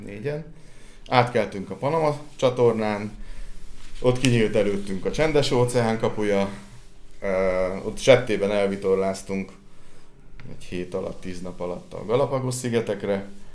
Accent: Sióagárd, Tolna, Hungary; Víz közelben születtem, és ugye siagárdi vagyok, tehát a kertünket két oldalról egy-egy folyó veszi, vagy csatorna veszi körül

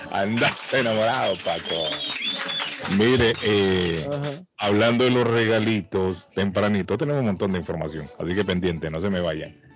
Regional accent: Guatemala City, Guatemala Department, Guatemala; now in United States; Yo soy de la capital, de la zona 19.

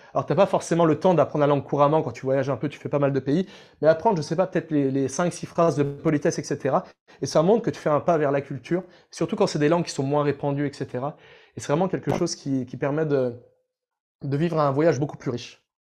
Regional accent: France; on est français

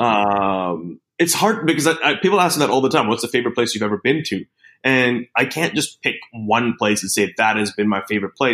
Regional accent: Australia; coming from being an Aussie

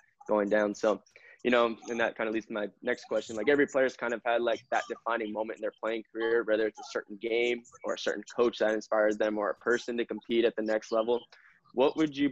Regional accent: Kearny, Arizona, United States; I grew up in a small town. I grew up in Kearney, Arizona, which only had 3,000.

